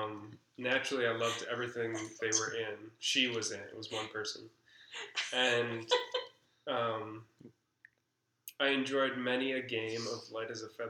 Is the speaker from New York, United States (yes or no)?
no; Minnesota, United States; As a Minnesotan.